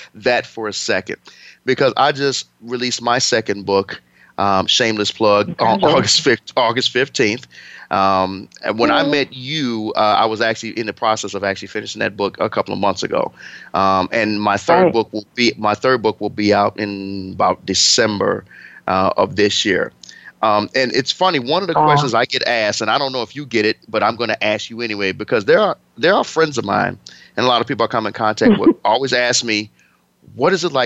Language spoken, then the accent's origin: English; Chicago, Illinois, United States; my hometown of Chicago